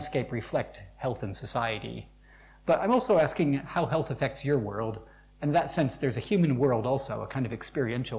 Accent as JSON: {"language": "English", "country": "United States", "accent": "American", "moved": "yes", "lives_now": "Cambridge, United Kingdom", "said": "You'll notice from my accent I'm American, but I inhabit Cambridge"}